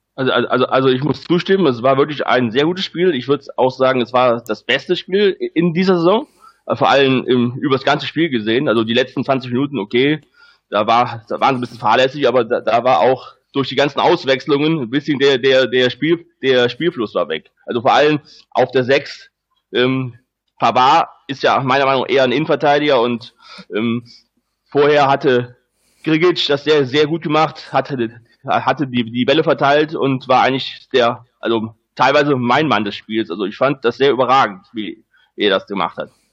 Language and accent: German; Rhineland, Germany; ich bin kein Schwabe, ich bin Rheinländer und also wohne auch immer noch hier im Rheinland.